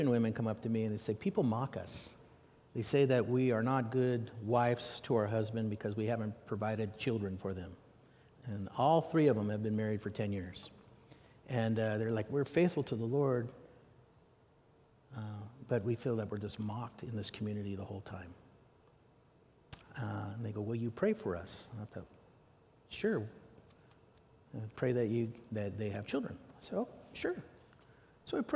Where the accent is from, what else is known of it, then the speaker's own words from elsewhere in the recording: United States; I'm an American